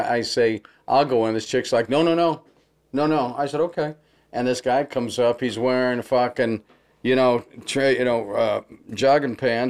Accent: Los Angeles, California, United States; So I'm a real traditionalist for Hollywood. Yeah. They're just tearing down my hometown like crazy

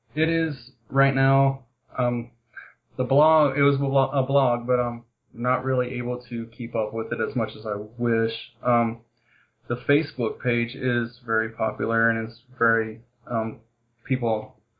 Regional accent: Kentucky, United States; I'm from Kentucky

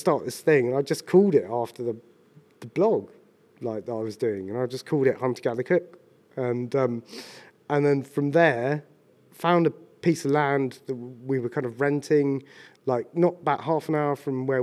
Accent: Ashdown Forest, Sussex, South East England, United Kingdom; moved away as an adult; also born or lived in London; I'm from Sussex originally, or grew up on Ashdown Forest.

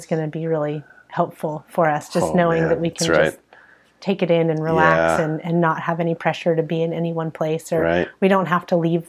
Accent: San Diego, California, United States; moved away as an adult; also born or lived in Florida / Santa Cruz; So I grew up in Southern California in San Diego.

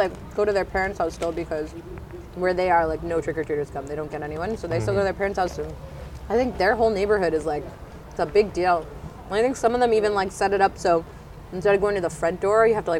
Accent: Toronto, Ontario, Canada; also born or lived in Arizona, United States; so I'm from Canada, but I'm from Toronto, but my family moved around a lot, and I actually ended up living in the States for 4 years. And 2 years I was in Arizona

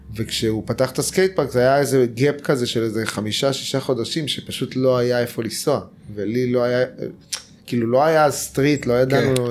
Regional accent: Tel Aviv, Tel Aviv District, Israel; also born or lived in California, United States; אני גדלתי בנחלת יצחק בתל, אביב

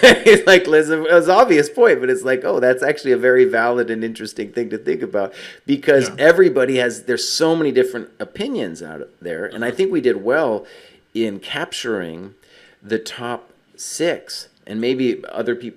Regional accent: United States; Growing up in America

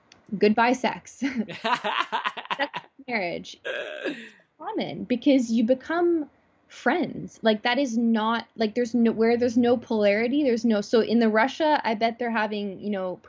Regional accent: Toronto, Ontario, Canada; born or raised there

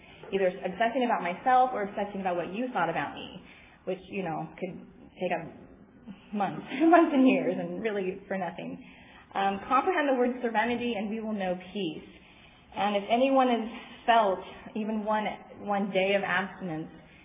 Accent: San Diego, California, United States; I am from San Diego

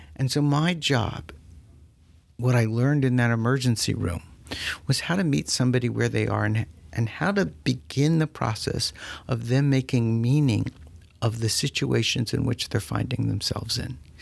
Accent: South Florida, United States; I'm a native of South Florida

